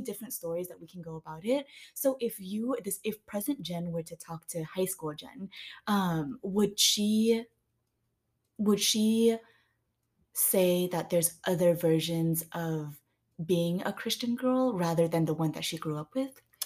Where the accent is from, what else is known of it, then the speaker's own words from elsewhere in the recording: Vietnam; moved away; So I was born in Vietnam